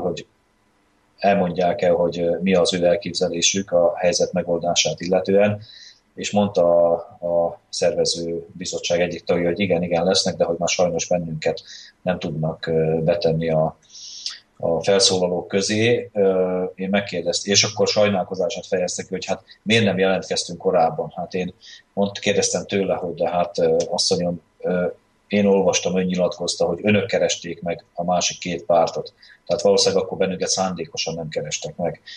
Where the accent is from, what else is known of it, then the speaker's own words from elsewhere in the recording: Felvidék, Slovakia; magyarként is, felvidéki magyar párt vezetőként is